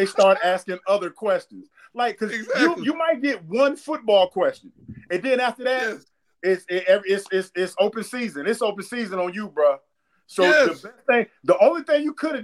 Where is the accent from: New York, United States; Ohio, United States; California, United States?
Ohio, United States; now in Atlanta, United States; I'm from Ohio